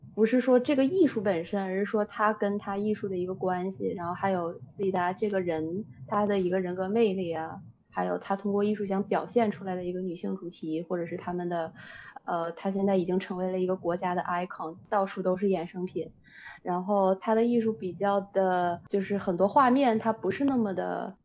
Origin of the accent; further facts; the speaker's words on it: China; 咱们国家